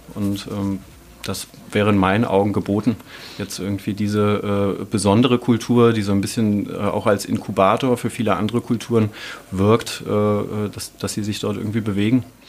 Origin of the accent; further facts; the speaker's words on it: Turin, Piedmont, Italy; now in Dresden, Germany; aus meiner Heimatstadt Turin